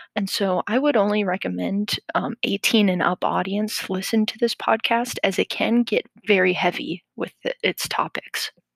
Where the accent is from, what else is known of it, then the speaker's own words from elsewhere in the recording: Midwestern United States, United States; I grew up in the Midwestern United States.